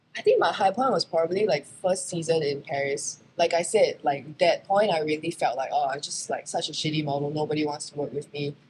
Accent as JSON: {"language": "English", "country": "Singapore", "also_born_or_lived": "New York, United States", "moved": "as an adult", "said": "I am a Singaporean model who happened to be very lucky and had most of my career in the US, in New York"}